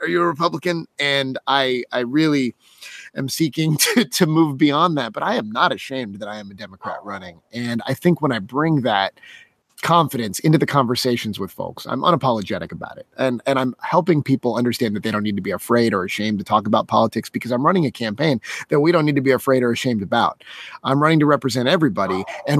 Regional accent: Las Vegas, Nevada, United States; born there; I was born in Las Vegas, Nevada, which happens to have a town in it called Winchester, and it resides right in Clark County.

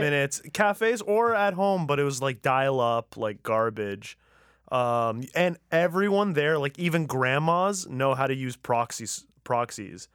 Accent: Tehran, Tehran Province, Iran; moved away; I'm from Tehran

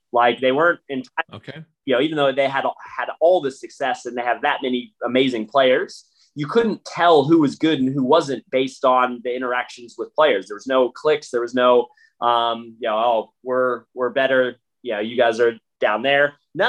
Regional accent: United States; now in Australia; not even just as American playing footy in Australia

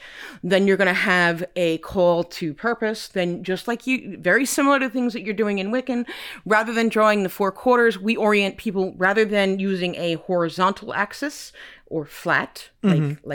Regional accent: Ireland; I concentrated primarily on the Celtic pantheon because I'm Irish

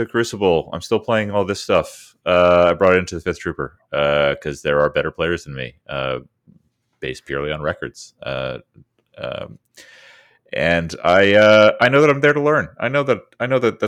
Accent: Maryland, United States; where I grew up in Maryland

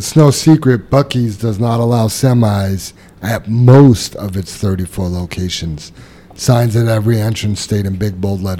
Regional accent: New York City, New York, United States; I remember growing up in Queens, that was a job.

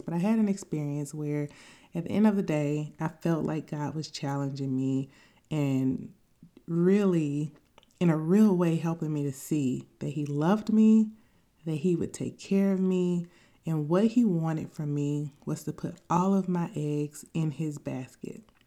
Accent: Tuskegee, Alabama, United States; I grew up in Tuskegee, Alabama

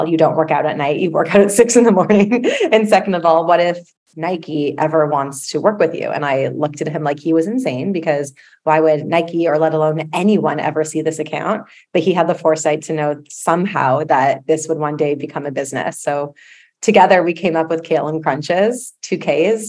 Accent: Toronto, Ontario, Canada; I am from Toronto.

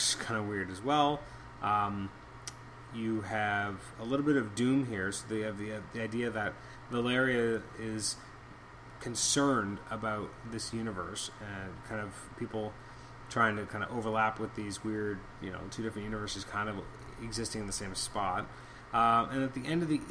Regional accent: Canada; as a Canadian

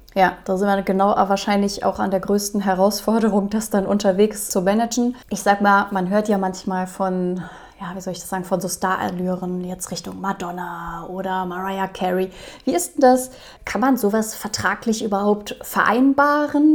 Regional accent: Rhineland, Germany; Ich komme hier auch aus dem Rheinland, von daher Karneval. Ich bin auch mit groß geworden.

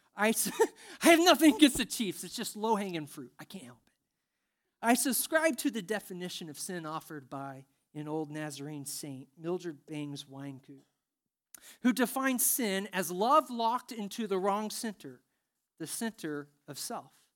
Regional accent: Indiana, United States; I'm from Indiana

